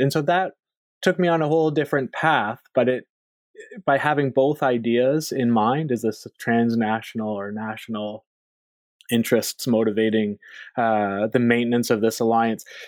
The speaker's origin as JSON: {"language": "English", "country": "Canada", "tie": "born or raised there", "also_born_or_lived": "Philadelphia", "moved": "as an adult", "said": "I am a Canadian by by birth and by background"}